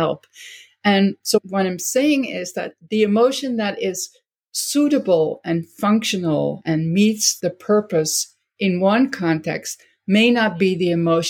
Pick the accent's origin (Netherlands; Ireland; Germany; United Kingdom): Netherlands; now in United States; never fully Dutch anymore, and I'm never fully American either.